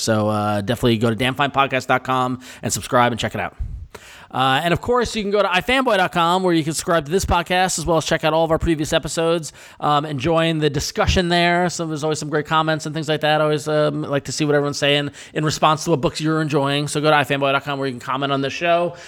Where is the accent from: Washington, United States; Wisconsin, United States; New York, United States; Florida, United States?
New York, United States; Northport; I am from Northport, not East Northport